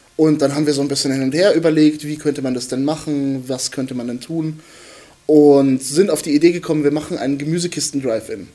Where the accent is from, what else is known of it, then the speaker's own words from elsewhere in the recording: Bad Kissingen, Bavaria, Germany; moved away as an adult; now in Nuremberg, Germany; ich studiere hier in Nürnberg. Ich komme eigentlich aus Bad Kissingen